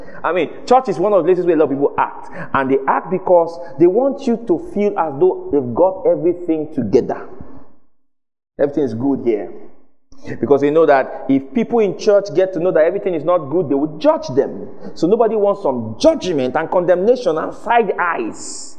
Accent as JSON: {"language": "English", "town": "Washington", "region": "District of Columbia", "country": "United States", "said": "I'm from, you know, I'm from Washington, D.C. You know, I'm Jesus of Washington, D.C."}